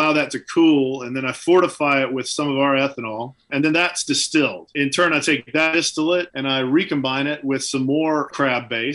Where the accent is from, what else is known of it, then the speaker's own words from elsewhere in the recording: Deep South, United States; now in New Hampshire, United States; I grew up in the Deep South